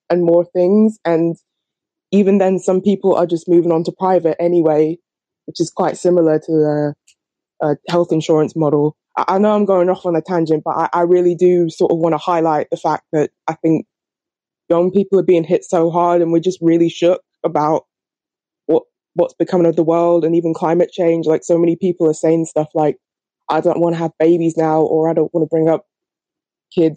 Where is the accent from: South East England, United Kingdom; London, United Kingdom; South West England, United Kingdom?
London, United Kingdom; I'm from East London